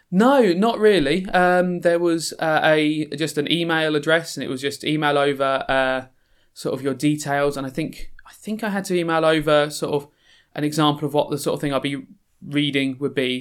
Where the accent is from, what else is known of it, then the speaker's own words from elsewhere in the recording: London, United Kingdom; moved away as an adult; also born or lived in Croydon; now in Sheffield, United Kingdom; I'm from South London originally, uh, sort of born in Croydon in South London, and then, uh, as a lot of families did, as, you know, parents sort of started doing better economically, moved slowly out of South and South and South